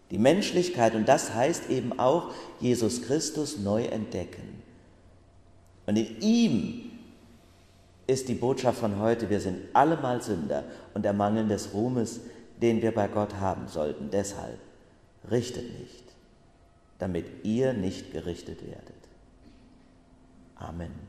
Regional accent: Bacharach, Rhineland-Palatinate, Germany; weil ich am vergangenen Wochenende, da hatte ich ja frei, in Bacharach in meinem Heimatort ein Erlebnis hatte.

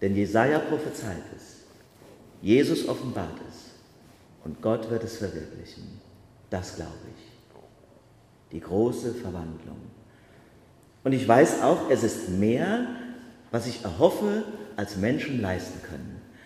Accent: Germany; moved away; zu Hause in meinem Heimatort Bachach

